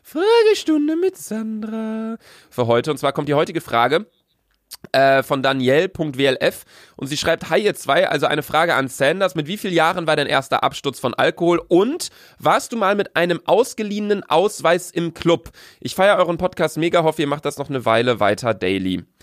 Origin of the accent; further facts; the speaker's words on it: Bielefeld, North Rhine-Westphalia, Germany; wir kommen aus Bielefeld